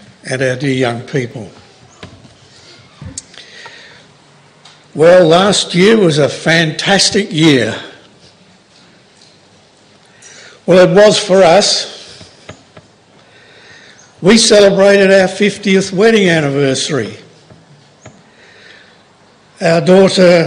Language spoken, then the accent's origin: English; Oxford, South East England, United Kingdom; I was born in Oxford